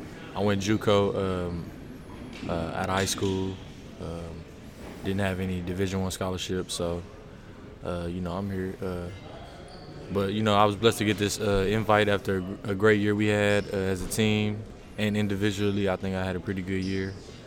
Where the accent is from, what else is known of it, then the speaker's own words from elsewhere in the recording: Waco, Texas, United States; now in Fort Worth, United States; I'm from Waco, so I stay in Fort Worth